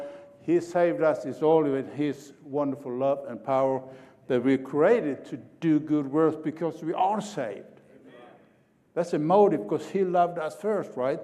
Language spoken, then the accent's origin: English; Sweden; now in Oklahoma, United States; I'm an Okie from Sweden.